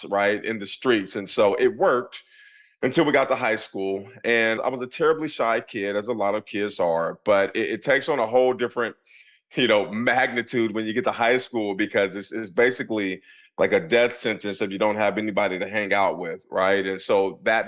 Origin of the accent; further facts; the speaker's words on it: Portland, Oregon, United States; moved away as an adult; now in Pennsylvania, United States; I grew up in Portland, Oregon in the 80s